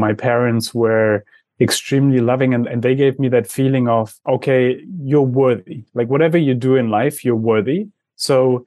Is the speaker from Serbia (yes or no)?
no; Germany; I come from Germany